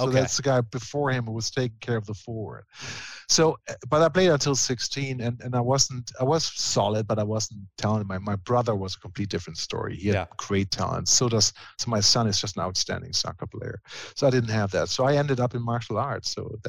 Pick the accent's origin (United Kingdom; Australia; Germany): Germany; I was big into sports, and being German, of course, you start with soccer.